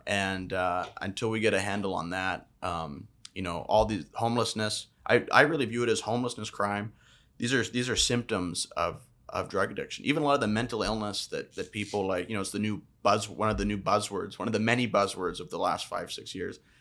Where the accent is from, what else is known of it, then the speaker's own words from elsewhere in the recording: British Columbia, Canada; as a British Columbian resident and taxpayer